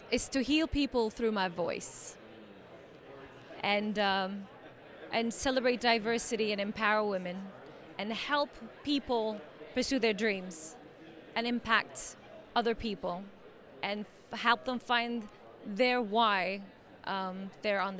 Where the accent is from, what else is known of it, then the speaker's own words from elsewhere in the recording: Turkey; now in Portland, United States; I'm from Turkey, but I am I live in Portland, Oregon now.